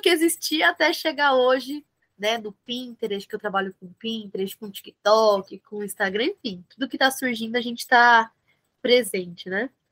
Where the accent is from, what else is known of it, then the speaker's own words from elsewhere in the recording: São Bernardo do Campo, São Paulo, Brazil; aqui no ABC, eu sou de São Bernardo do Campo